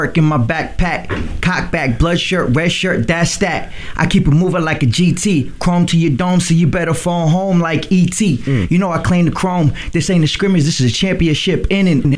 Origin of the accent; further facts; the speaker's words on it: California, United States; also born or lived in Lynn, Massachusetts; I was born in Lynn, Mass, but I was raised in California.